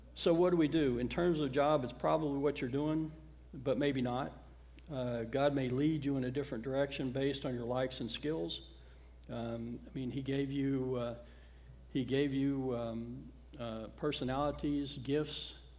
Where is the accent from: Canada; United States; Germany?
United States; the South; when I was growing up in the South in the 60s and 70s